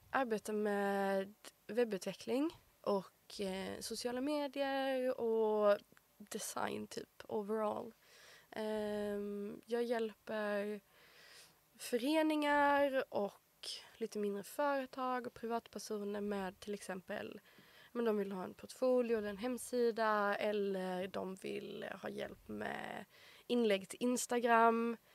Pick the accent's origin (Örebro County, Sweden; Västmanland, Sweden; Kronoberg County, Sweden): Kronoberg County, Sweden; Markaryd; moved away; växte upp i Småland, i en liten by.